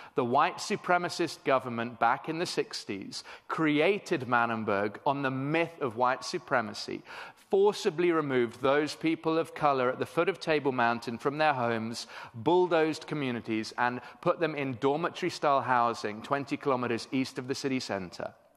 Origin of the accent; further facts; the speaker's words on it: England, United Kingdom; moved away as an adult; now in Cape Town, South Africa; I am British originally